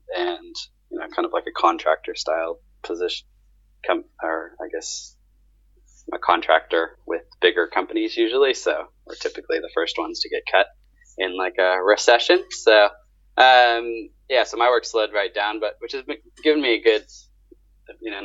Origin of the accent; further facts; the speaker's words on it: Southern Orange County, California, United States; now in Australia; I grew up in Southern Orange County, which is like south